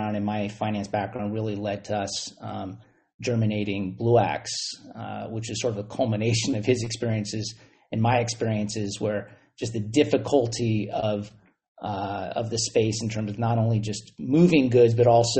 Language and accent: English; Silicon Valley, California, United States; growing up in Silicon Valley